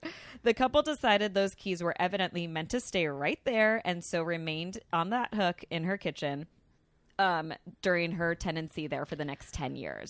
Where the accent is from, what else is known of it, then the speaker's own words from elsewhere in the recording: New Rochelle, New York, United States; also born or lived in Stuart, Florida; now in Hawaii, United States; I'm from New Rochelle, New York